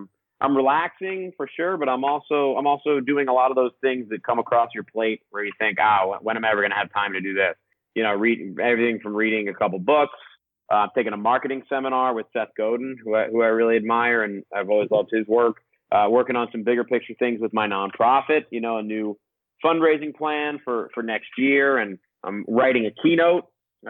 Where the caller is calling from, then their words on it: Costa Rica; Yeah, I'm calling from Costa Rica.